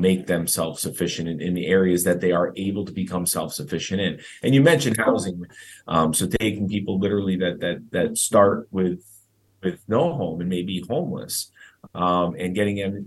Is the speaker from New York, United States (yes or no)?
yes; Schenectady, New York, United States; I grew up in Schenectady, New York